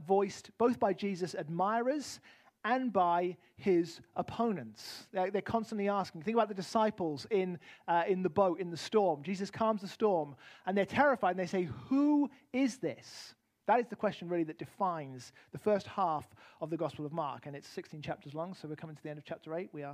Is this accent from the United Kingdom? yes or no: yes; United Kingdom; moved away; also born or lived in Arizona; as a British man